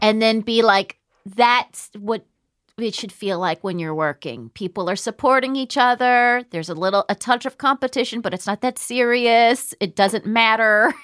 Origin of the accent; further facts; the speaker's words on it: United States; I'm from America